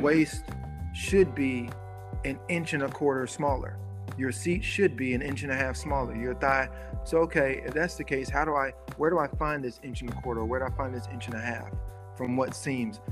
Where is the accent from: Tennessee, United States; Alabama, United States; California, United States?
Tennessee, United States; Memphis; I'm from Memphis, you know, so where I'm from, you either have a good job or you you're hustling or you're just broke.